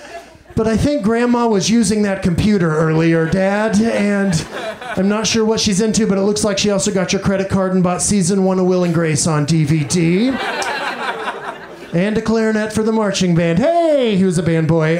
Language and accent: English; Mineral Wells, Texas, United States; moved away; this town I grew up